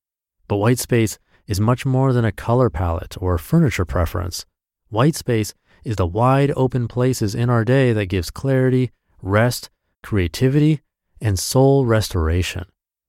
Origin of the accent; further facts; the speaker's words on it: Washington, United States; I was in my hometown, alone without my husband and kids for the first time since my oldest was born, and this green spectacular that Washington State is famous for